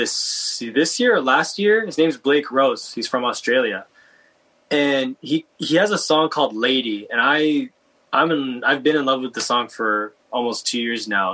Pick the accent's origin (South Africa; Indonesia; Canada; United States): Canada; Vancouver, British Columbia; me growing up in Vancouver